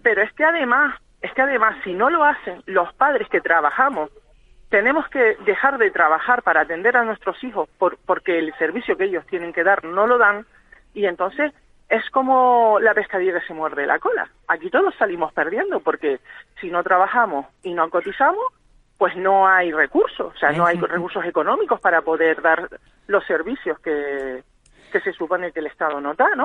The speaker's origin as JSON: {"language": "Spanish", "area": "Gran Canaria", "region": "Canary Islands", "country": "Spain", "said": "somos eh, de Gran Canaria todos"}